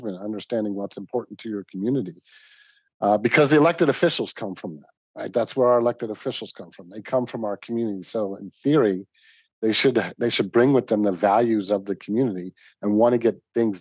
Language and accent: English; East Coast, United States; now in Moorpark, United States; I remember growing up on the East Coast